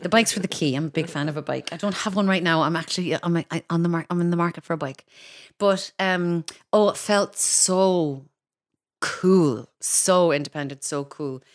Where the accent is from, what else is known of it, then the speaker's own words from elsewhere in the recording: Kinsale, Munster, Ireland; moved away as an adult; also born or lived in Cork / London; now in Dublin, Ireland; I grew up outside Kinsale, so I was a Culchi even in Kinsale.